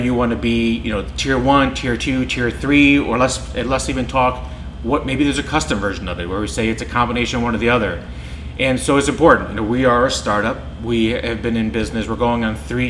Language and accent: English; Iceland; now in Solon, United States; I grew up in Iceland